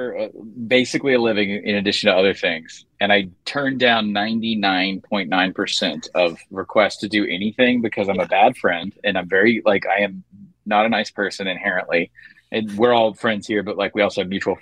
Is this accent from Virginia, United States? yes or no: yes; Prince William County, Virginia, United States; moved away; also born or lived in Georgia; I grew up in Prince William County, Virginia